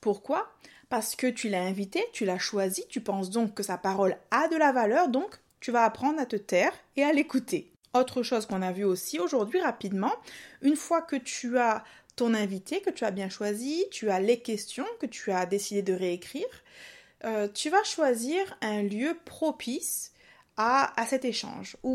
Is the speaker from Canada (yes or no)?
no; Réunion, France; accent: mix of southern accent; En fait, moi je suis réunionnaise, mais j'ai un mélange d'accent du sud et du.